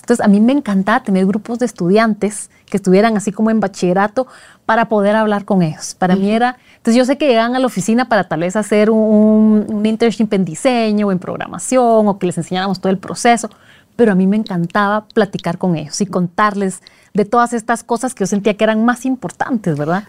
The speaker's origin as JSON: {"language": "Spanish", "country": "Guatemala", "also_born_or_lived": "Switzerland", "moved": "as an adult", "said": "cuando me mudé de Guatemala, que es el país de la eterna primavera, y me voy a Suiza de diciembre"}